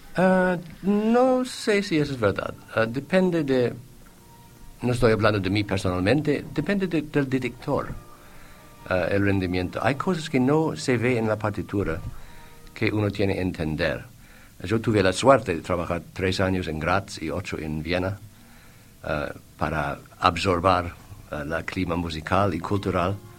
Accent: Boston, Massachusetts, United States; Spanish is a second language; moved away as an adult; also born or lived in Switzerland / Buenos Aires; now in Uruguay; Yo, hijo de alban, albaneses, un eh, una familia humilde en Boston con un restaurante en mi infancia

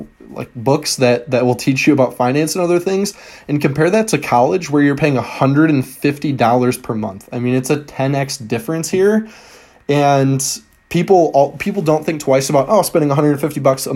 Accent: Michigan, United States; Michigan, my home state

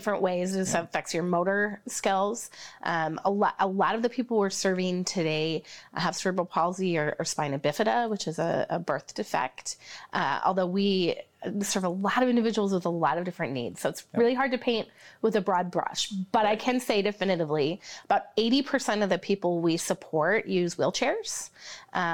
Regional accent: Marcus, Iowa, United States; moved away as an adult; now in Sioux Falls, United States; I grew up in a small town, Marcus, Iowa, a town of about 1,000

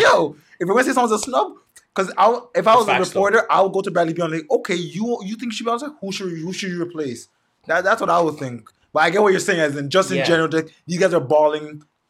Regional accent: Toronto, Ontario, Canada; we're from Toronto.

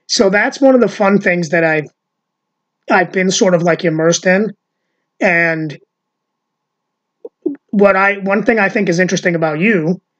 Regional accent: Long Island, New York, United States; moved away; also born or lived in East Meadow; I'm actually a Long Island boy

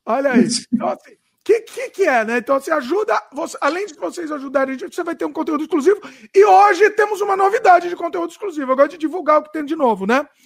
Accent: Brazil; porque eu sou brasileiro

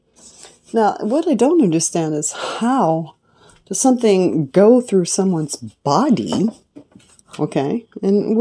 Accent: California, United States; I'm from California.

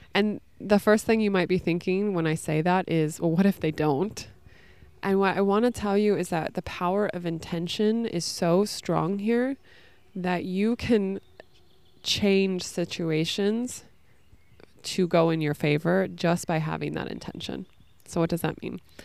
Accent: California, United States; moved away as an adult; also born or lived in New York City; I'm from California originally

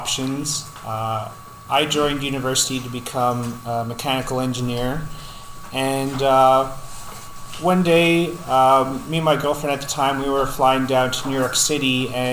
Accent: Newfoundland and Labrador, Canada; moved away; I'm from Newfoundland. I moved out here about 13 years ago.

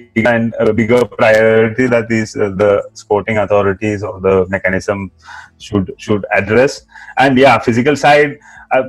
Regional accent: India; We as Indian football fans

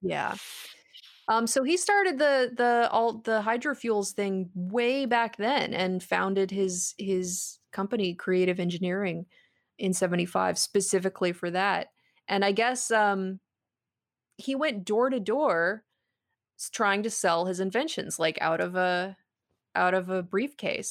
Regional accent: West Coast, United States; I grew up on the West Coast

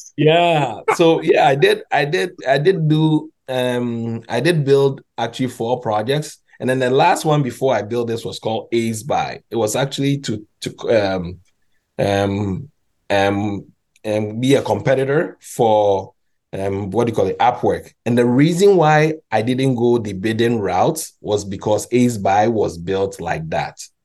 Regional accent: Ghana; moved away; also born or lived in Montreal, Canada; I'm actually Ghanaian

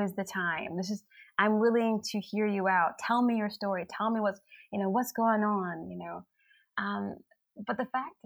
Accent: United States; now in Helsinki, Finland; people like us who are from the black diaspora, the African diaspora, that immigrated here

